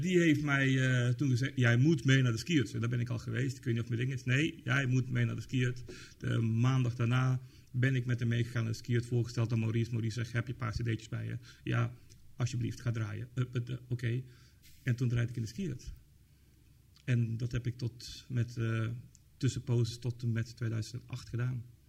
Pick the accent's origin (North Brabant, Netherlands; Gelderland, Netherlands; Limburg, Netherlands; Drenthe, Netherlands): North Brabant, Netherlands; Tilburg; ik kom uit Tilburg